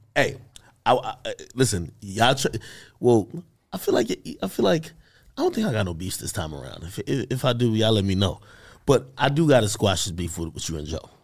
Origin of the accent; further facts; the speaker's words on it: Jamaica; I'm Jamaican